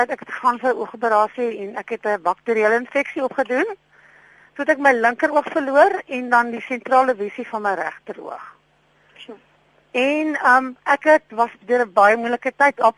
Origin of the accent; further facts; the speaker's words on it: Bloemfontein, Free State, South Africa; also born or lived in Port Elizabeth; now in Pretoria, South Africa; Ek is oorspronklik van Bloemfontein en toe in Port Elizabeth gewoon.